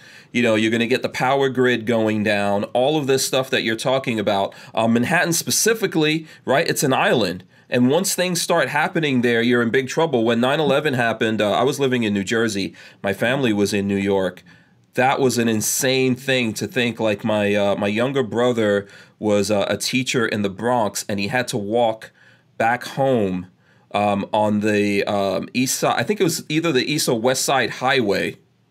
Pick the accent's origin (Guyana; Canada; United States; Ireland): Guyana; born there; also born or lived in England / Nigeria; I was born in Guyana, third world country, South America. I did live in England for a little while, but I also lived in Nigeria and went through a lot of blackouts and things like that.